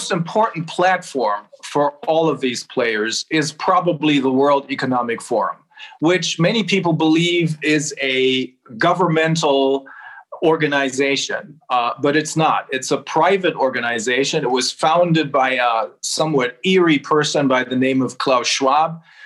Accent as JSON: {"language": "English", "region": "Bremen", "country": "Germany", "tie": "born or raised there", "also_born_or_lived": "Göttingen / Los Angeles / Japan", "said": "This is my hometown, Bremen"}